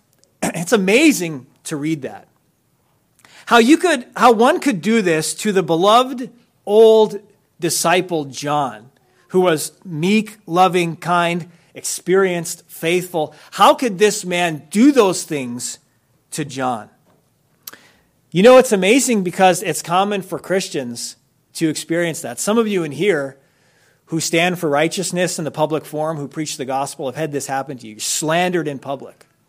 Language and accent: English; United States